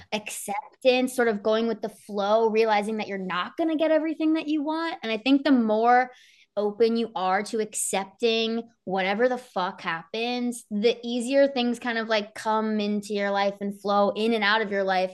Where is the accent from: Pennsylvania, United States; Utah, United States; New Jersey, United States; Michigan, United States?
New Jersey, United States; Somerset County; I was twenty minutes from Rutgers.